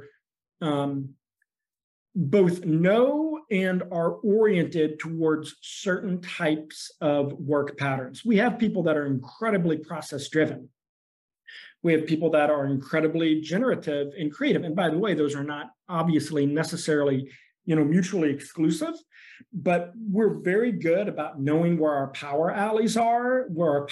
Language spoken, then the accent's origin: English; Arkansas, United States; moved away as an adult; also born or lived in New York; now in Indiana, United States; I was born in New York, but grew up in Arkansas and went to college in Indiana.